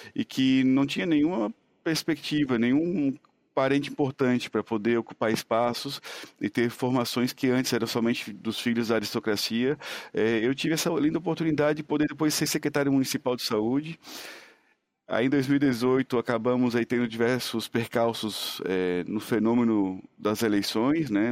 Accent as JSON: {"language": "Portuguese", "region": "Santa Catarina", "country": "Brazil", "tie": "born or raised there", "also_born_or_lived": "Serra do Tabuleiro, Santa Catarina / Florianópolis / Tubarão / Cuba", "moved": "as an adult", "said": "eu sou um, um menino do interior lá de Santa Catarina, né? Cresci na Serra do Tabuleiro, uma cidadezinha que na época, nos anos 80, tinha 3.200 habitantes. Então, hoje tem 2.800 e de lá então, fui para a capital aos 10 anos"}